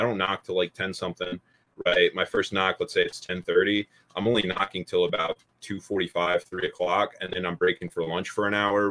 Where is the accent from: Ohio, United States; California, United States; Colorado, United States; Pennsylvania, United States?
Pennsylvania, United States; also born or lived in Louisiana; I went back to Pennsylvania, right? Because I'm not from Louisiana. So then I went back all the way back up to Pennsylvania